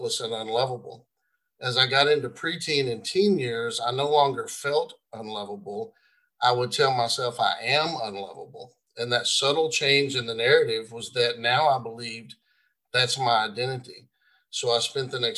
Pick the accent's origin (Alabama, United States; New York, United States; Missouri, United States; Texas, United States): Texas, United States; Marshall; moved into what I call a poor side of my hometown, Marshall, Texas